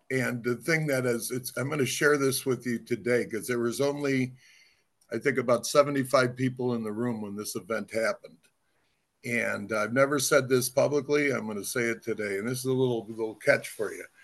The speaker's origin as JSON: {"language": "English", "town": "Cleveland", "region": "Ohio", "country": "United States", "tie": "born or raised there", "said": "I'm from Cleveland. I grew yeah. up across street from John Carroll."}